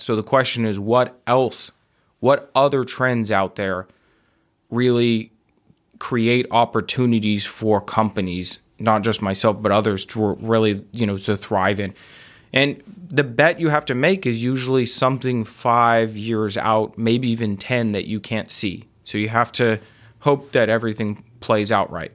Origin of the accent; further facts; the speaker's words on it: Midland, Texas, United States; moved away; also born or lived in Austin; I grew up in Midland